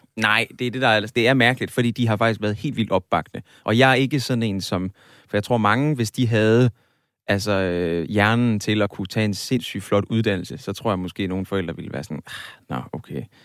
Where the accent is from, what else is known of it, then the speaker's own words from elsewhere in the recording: Aarhus, Central Denmark Region, Denmark; jeg kommer fra Aarhus.